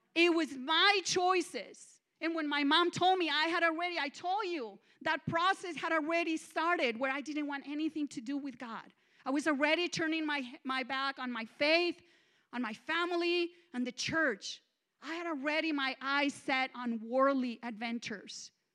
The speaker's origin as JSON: {"language": "English", "country": "Mexico", "second_language": "English", "moved": "as an adult", "lives_now": "United States", "said": "I'm Mexican"}